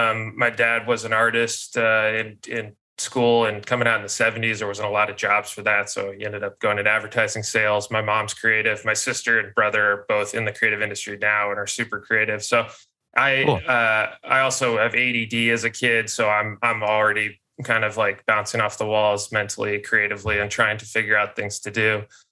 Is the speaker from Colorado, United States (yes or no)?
yes; Denver, Colorado, United States; also born or lived in Midwest; And I was like unaware of this growing up in Denver and then the Midwest